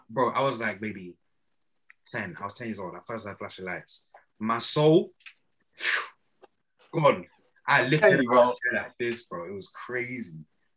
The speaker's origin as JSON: {"language": "English", "country": "Nigeria", "said": "Obviously, being Nigerian, it was Afrobeat from young."}